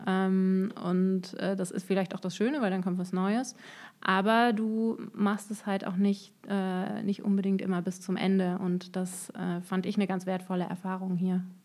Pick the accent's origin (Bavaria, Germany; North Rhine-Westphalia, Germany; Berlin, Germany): North Rhine-Westphalia, Germany; Düsseldorf; moved away as an adult; also born or lived in Cologne; now in Darmstadt, Germany; geboren und aufgewachsen bin ich in Düsseldorf